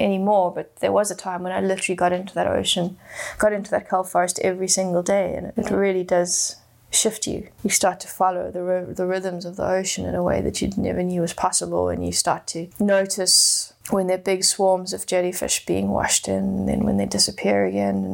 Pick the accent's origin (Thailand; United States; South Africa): South Africa; Johannesburg, Gauteng; I grew up in Johannesburg, which is 100% landlocked